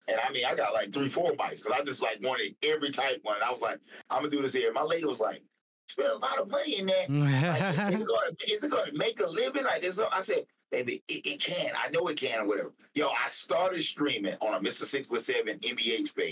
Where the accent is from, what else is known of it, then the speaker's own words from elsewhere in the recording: Eastover, South Carolina, United States; Eastover is a small country town here in South Carolina. I grew up here